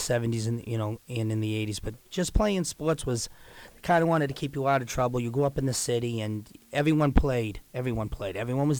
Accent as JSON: {"language": "English", "town": "Everett", "region": "Massachusetts", "country": "United States", "tie": "born or raised there", "said": "I grew up in Everett"}